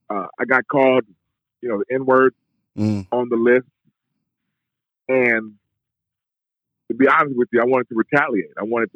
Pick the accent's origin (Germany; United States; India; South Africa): United States; Cleveland, Ohio; I'm from Cleveland.